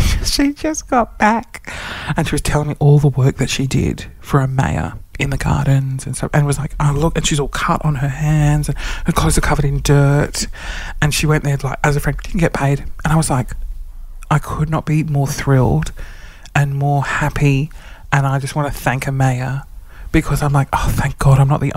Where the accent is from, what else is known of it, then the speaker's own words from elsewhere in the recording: Sydney, New South Wales, Australia; now in Queensland, Australia; I'm not from Queensland. I'm from Sydney